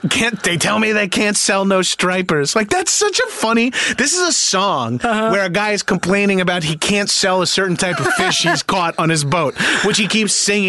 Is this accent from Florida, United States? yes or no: no; Long Island, New York, United States; I'm from Long Island. So we all, we would be little beach bums growing up